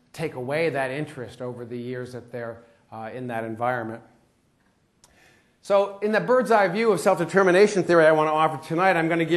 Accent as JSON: {"language": "English", "country": "United States", "accent": "American"}